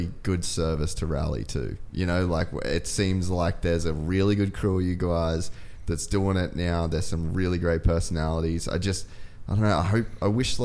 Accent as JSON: {"language": "English", "town": "Cairns", "region": "Queensland", "country": "Australia", "tie": "born or raised there", "moved": "as an adult", "lives_now": "Dubai, United Arab Emirates", "said": "I grew up in Cairns in the rainforest"}